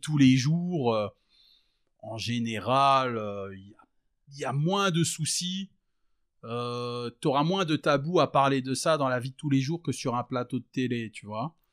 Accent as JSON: {"language": "French", "town": "Verdun", "region": "Grand Est", "country": "France", "tie": "born or raised there", "moved": "as an adult", "lives_now": "Liège, Belgium", "said": "je suis né en France, j'ai grandi en France. Et donc, euh, j'ai grandi donc euh, à Verdun, la moitié de mon enfance, l'autre moitié dans un petit village euh, juste à côté"}